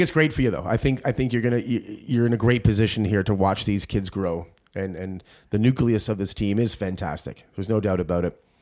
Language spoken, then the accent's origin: English; Ireland; As an Irishman here